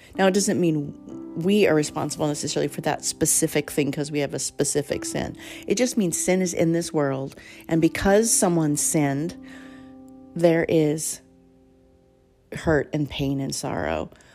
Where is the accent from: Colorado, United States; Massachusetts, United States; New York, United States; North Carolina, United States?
Colorado, United States; I grew up in Colorado